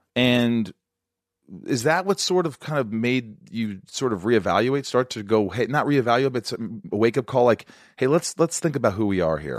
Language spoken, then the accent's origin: English; Indiana, United States; moved away as an adult; also born or lived in Kentucky / New York; I grew up in Indiana